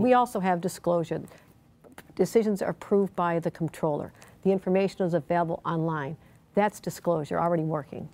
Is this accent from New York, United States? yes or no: yes; Buffalo, New York, United States; my hometown of Buffalo, New York